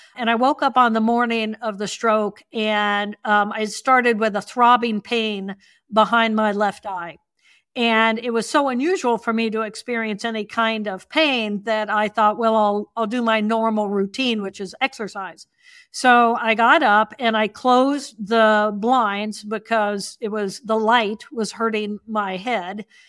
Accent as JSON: {"language": "English", "region": "Indiana", "country": "United States", "tie": "born or raised there", "said": "I grew up in Indiana."}